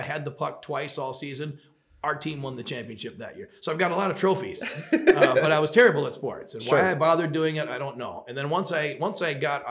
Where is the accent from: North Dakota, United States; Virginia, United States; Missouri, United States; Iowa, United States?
North Dakota, United States; Fargo; moved away as an adult; also born or lived in Detroit Lakes, Minnesota / Minneapolis, Minnesota / Phoenix; I'm a Fargo, North Dakota, North Fargo. Born and raised